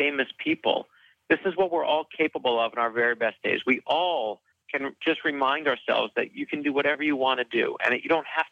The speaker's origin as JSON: {"language": "English", "town": "Miami", "region": "Florida", "country": "United States", "tie": "born or raised there", "lives_now": "Fort Lauderdale, United States", "said": "I'm finally talking to my hometown. I live in Fort Lauderdale"}